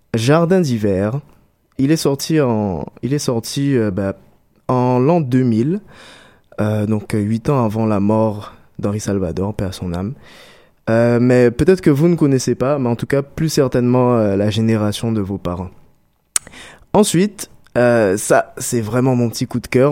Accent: Guadeloupe; en tant que bon Guadeloupéen

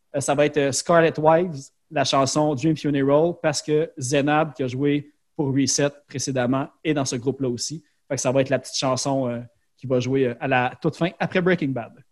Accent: Laval, Quebec, Canada; je viens de Sainte-Dorothée à Laval

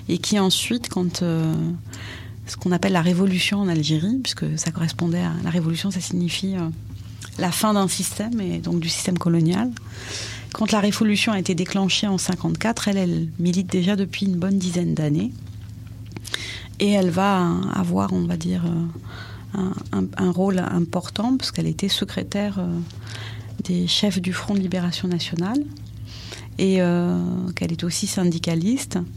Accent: France; j'avais que mon passeport algérien. Jusqu'à 20 ans, en fait. Euh, j'étais, je suis née

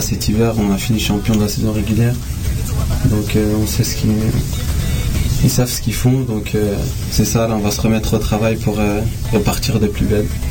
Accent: France; moved away; je viens de là-bas

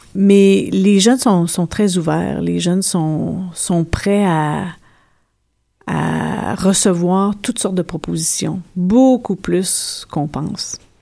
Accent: Abitibi, Quebec, Canada; moved away; je viens d'une d'une région nordique, je viens de l'Abitibi

